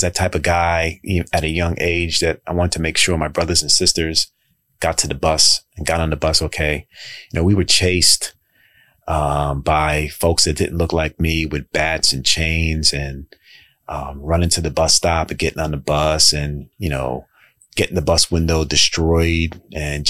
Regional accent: New York City, New York, United States; moved away as an adult; now in Baltimore, United States; I grew up in Jamaica, Queens

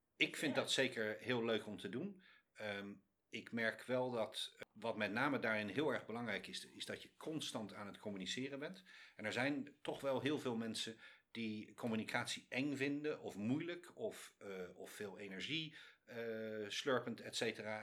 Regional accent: Netherlands; moved away as an adult; also born or lived in London / China; now in New York, United States; ik ben uit Nederland weggegaan

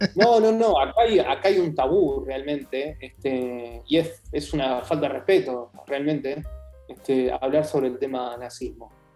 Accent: Argentina; moved away as an adult; now in Germany; los argentinos acá somos excesivamente pocos

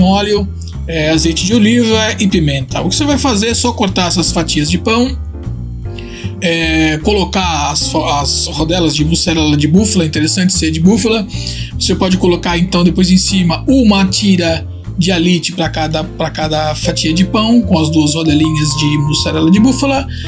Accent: Tuscany, Italy; moved away; na Toscana, que aliás é minha terra natal

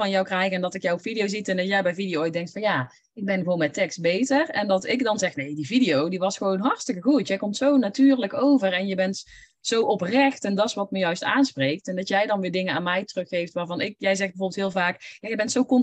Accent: North Brabant, Netherlands; accent: Brabant; Ik heb een Brabants accent, dus ik kan toch niet voor groepen gaan spreken.

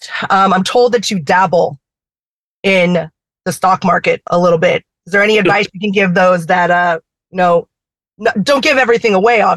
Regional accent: Manhattan Beach, California, United States; I am born and raised in the South Bay. I'm specifically from Manhattan Beach.

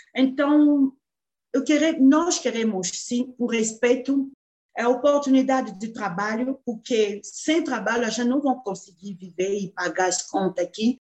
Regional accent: DR Congo; Portuguese is a second language; moved away as an adult; now in Brazil; Já estou no Brasil há 14 anos, eu sou da República Democrática do Congo

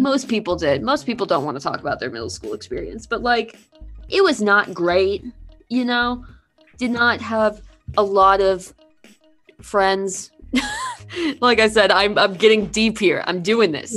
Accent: Kentucky, United States; moved away as an adult; also born or lived in Indiana; I'm from Kentucky, so it's very popular down there. And I came up to Indiana for college

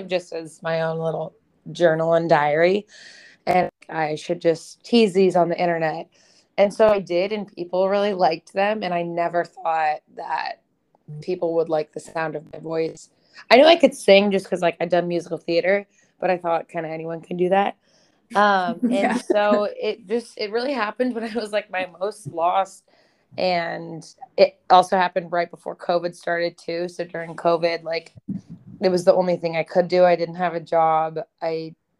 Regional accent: Phoenix, Arizona, United States; moved away as an adult; also born or lived in Los Angeles, United States / New York, United States; I grew up in Phoenix, Arizona, doing musical theater as my after school activity

